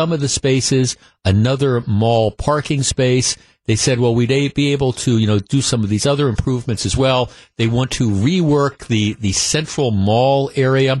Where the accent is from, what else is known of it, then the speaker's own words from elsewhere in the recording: Glendale, Wisconsin, United States; also born or lived in East Coast; I grew up in Glendale, Wisconsin, a couple blocks from Nicolet High School. My parents moved here from the East Coast when I was about 9 years old